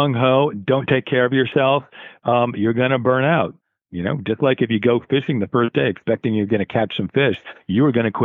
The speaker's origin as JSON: {"language": "English", "region": "Connecticut shoreline", "country": "United States", "tie": "born or raised there", "moved": "as an adult", "lives_now": "Cape Cod, United States", "said": "I grew up on the Connecticut shoreline"}